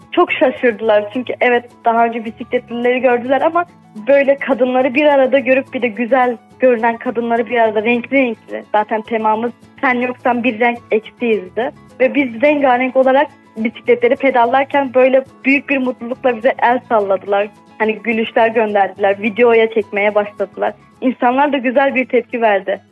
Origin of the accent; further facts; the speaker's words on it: Şanlıurfa, Turkey; bir Urfalı olarak